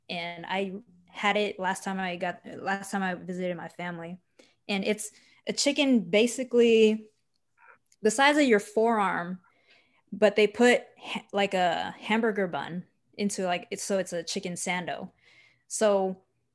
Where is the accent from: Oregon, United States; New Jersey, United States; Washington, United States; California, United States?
Washington, United States; Seattle; I'm from Seattle